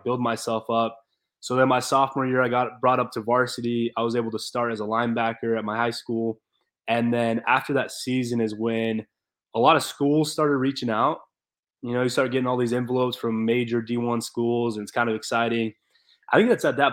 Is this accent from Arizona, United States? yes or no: yes; Gilbert, Arizona, United States; I grew up in Gilbert, Arizona